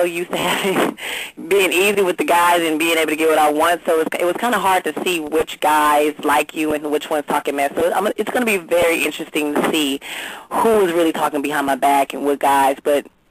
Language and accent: English; Long Beach, California, United States; I'm from Long Beach, California, born and raised.